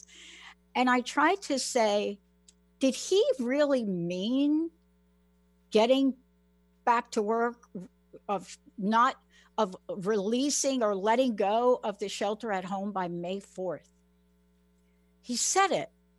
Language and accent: English; New York, United States; now in Washington, United States; I'm from New York, grew up on the East Coast